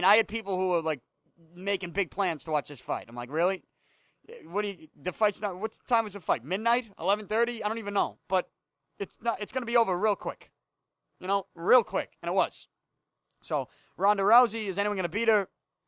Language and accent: English; Boston, Massachusetts, United States; I came in as someone from Southie